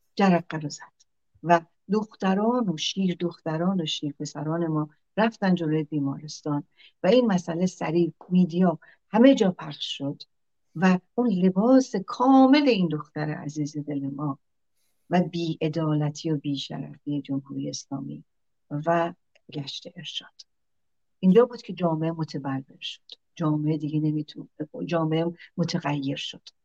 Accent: Iran; ما همه ایرانی هستیم

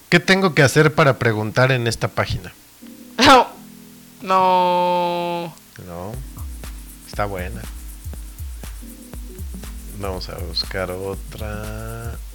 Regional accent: Peru; Ay, no, bueno, es que como peruano.

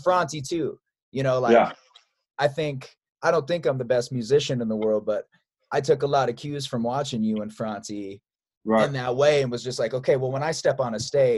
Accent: Chicago, Illinois, United States; I'm from Chicago

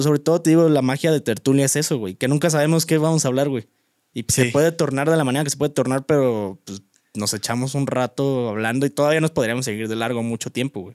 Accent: Guanajuato, Mexico; moved away; mi pueblo, a mi ranchito

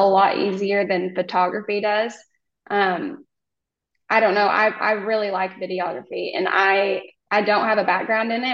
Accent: Oklahoma, United States; I am from Oklahoma

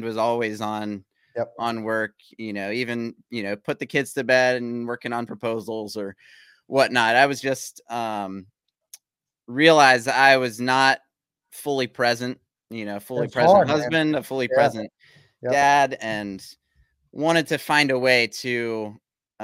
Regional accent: Virginia Beach, Virginia, United States; I'm born and raised in Virginia Beach, Chesapeake area

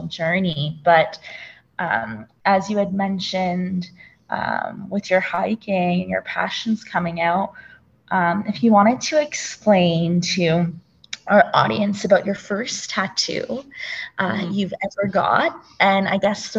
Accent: Ontario, Canada; moved away as an adult; now in Calgary, Canada; I was born in a town, and it was a pretty small town, like an industrial town

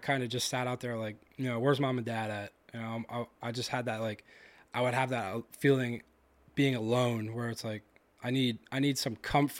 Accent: London, United Kingdom; I grew up in South London. I still live there now, actually. I bought that house from my dad pretty recently.

